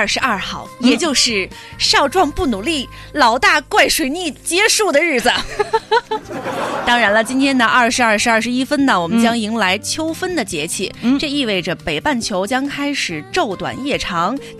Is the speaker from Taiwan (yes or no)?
no; northern China, China; 作为一个北方人，我表示我也不知道。